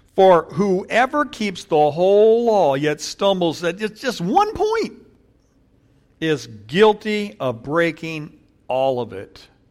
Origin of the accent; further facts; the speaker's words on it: Paramount, California, United States; I grew up in Paramount